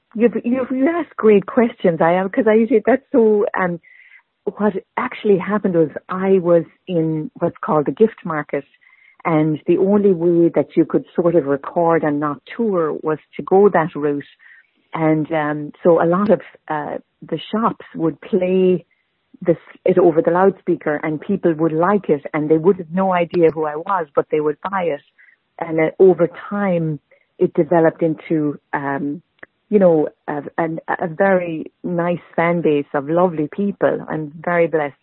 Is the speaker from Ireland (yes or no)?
yes; Tipperary, Munster, Ireland; moved away as an adult; also born or lived in Borrisokane / New England; now in Boston, United States; I was born and raised in Tipperary and came to uh, New England as an adult.